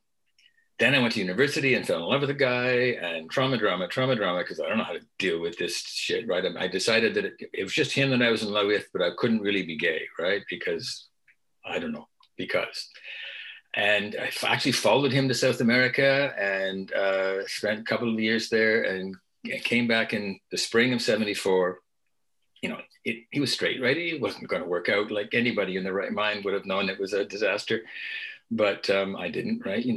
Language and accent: English; Beaverton, Ontario, Canada; I grew up in Beaverton, Ontario, very small town, about 1,000 people at the time in the 50s and the 60s.